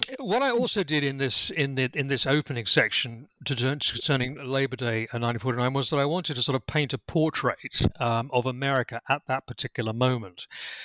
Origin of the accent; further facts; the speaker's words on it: United Kingdom; accent: British; Well, as I think you can tell from my accent, I'm British. I'm actually speaking to you from my home in Lincolnshire in England.